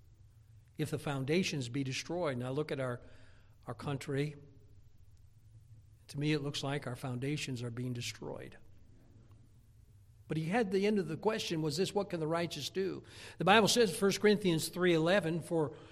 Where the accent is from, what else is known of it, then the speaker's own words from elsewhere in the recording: United States; I'm an American by birth